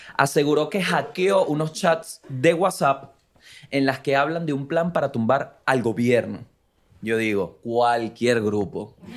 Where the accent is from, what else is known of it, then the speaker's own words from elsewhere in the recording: Vargas, La Guaira, Venezuela; moved away; soy de Vargas